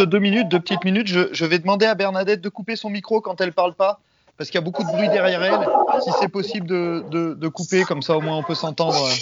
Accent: France; chez nous en France

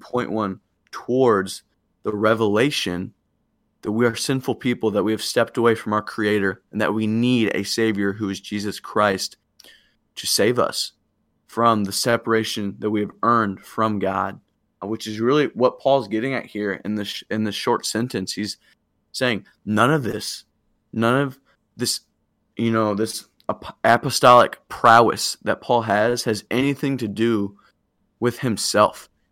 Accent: Illinois, United States; I'm home now from Springfield. I'm in Illinois and loving that, getting to see my family.

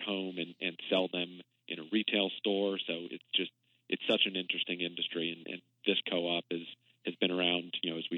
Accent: Arlington, Virginia, United States; I'm a lifelong Washingtonian, I grew up in Arlington

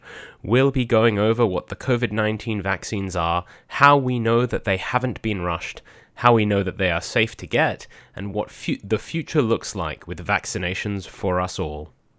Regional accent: United Kingdom; accent: British; now in Australia; My 15 years in Australia has dulled my British accent to almost nothing

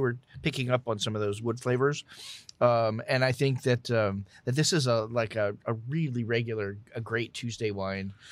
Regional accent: Southeast Texas / South Louisiana, United States; I grew up in South, in Southeast Texas

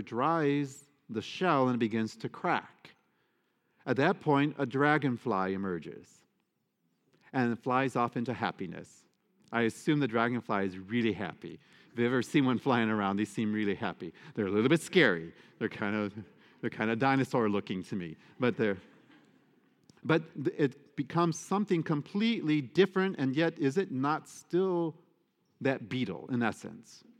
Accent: United States; I am an American citizen. I am a Catholic American

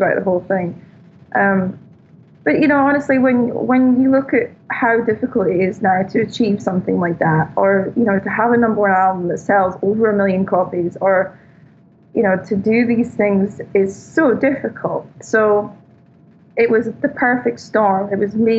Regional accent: Scotland, United Kingdom; now in Malibu, United States; I'm Scottish

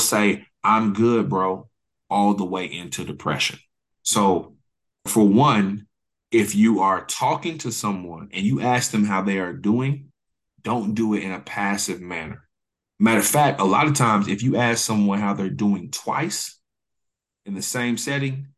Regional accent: Oklahoma City, Oklahoma, United States; I'm from Oklahoma City, born and raised

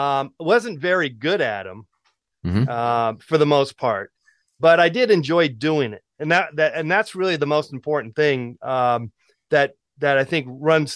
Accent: Oakland, California, United States; Oakland, California.

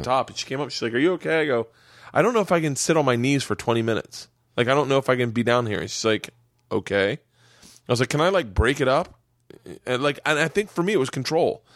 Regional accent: Florida, United States; growing up in Florida

